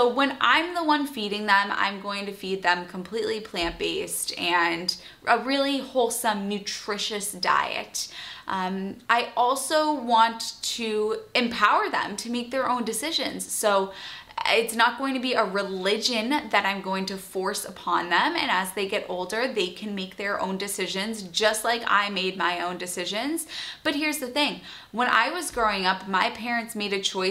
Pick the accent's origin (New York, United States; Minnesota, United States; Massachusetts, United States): Massachusetts, United States; outside of Boston; also born or lived in North Carolina / London / Australia; I grew up outside of Boston